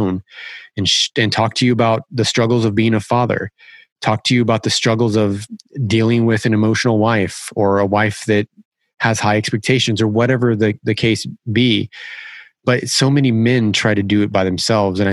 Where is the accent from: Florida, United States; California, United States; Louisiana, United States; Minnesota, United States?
California, United States; we grew up in California.